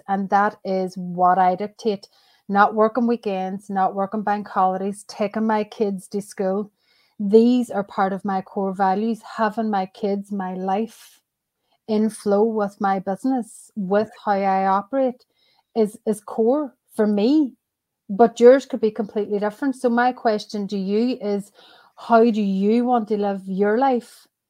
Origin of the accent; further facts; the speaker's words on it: Ireland; That is where I originally met my husband. Nice. We're both Irish.